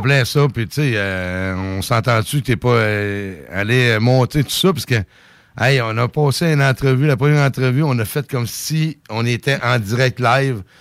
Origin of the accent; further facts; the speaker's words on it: Saint-Anselme, Quebec, Canada; Je viens de Saint-Anselme.